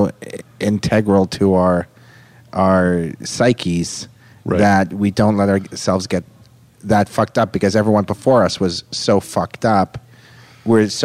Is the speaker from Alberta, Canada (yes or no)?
no; Toronto, Ontario, Canada; I was raised in the richest, most affluent Jewish neighborhood, probably in the world. Like billionaire Jews. It's called Forest Hill